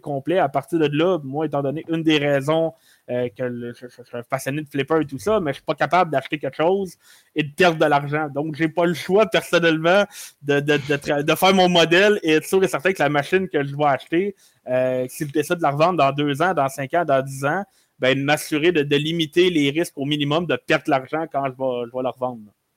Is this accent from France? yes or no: no; Quebec, Canada; je suis Canadien